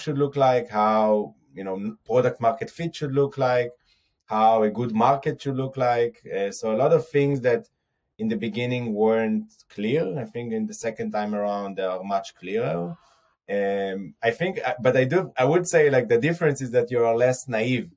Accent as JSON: {"language": "English", "area": "Har Adar, near Jerusalem", "region": "Jerusalem District", "country": "Israel", "tie": "born or raised there", "said": "I grew up in a small village in near Jerusalem called Harada."}